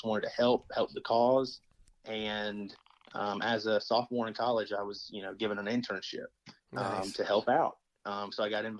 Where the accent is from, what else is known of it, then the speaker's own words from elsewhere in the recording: Georgia, United States; You know, I grew up in Georgia, Northwest Georgia, in a little tiny town, And we grew up on some acreage.